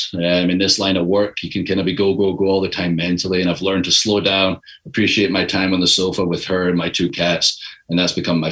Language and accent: English; Scotland, United Kingdom; moved away; I'm from Scotland. It's a country of 5 million people.